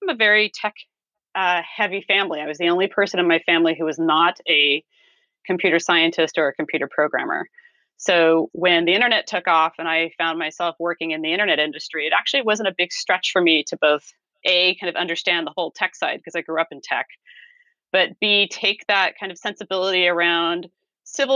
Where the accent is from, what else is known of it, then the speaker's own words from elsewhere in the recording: California, United States; as a Californian, when I went out to Washington, D.C., I discovered that I was not an East Coast person. I was very much a Californian